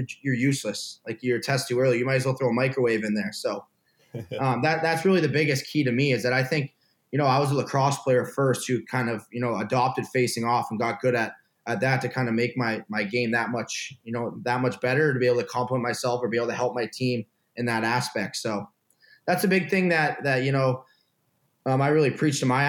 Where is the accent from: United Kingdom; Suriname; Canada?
Canada; moved away as an adult; also born or lived in Ohio; being that Canadian kid who just kind of strapped it up, went out and played all the time